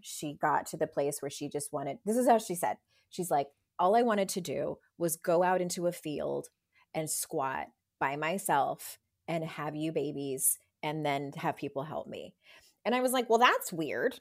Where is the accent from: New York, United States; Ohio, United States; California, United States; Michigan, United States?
California, United States; San Diego; I'm from San Diego